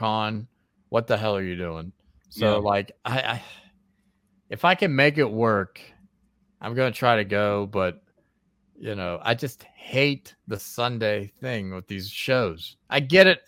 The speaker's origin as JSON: {"language": "English", "region": "West Virginia", "country": "United States", "said": "I'm from West Virginia, and my people from West Virginia"}